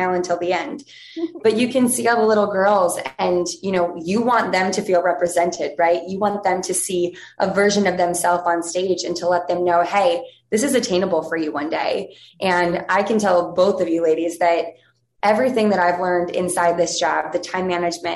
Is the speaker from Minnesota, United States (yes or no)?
no; Ohio, United States; now in New York, United States; I grew up in Ohio, started dancing when I was 3.